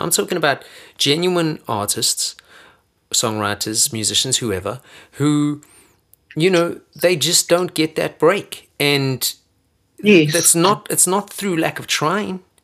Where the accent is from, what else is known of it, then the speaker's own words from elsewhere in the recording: South Africa; moved away; I've lived longer out of South Africa than I've ever lived in South Africa.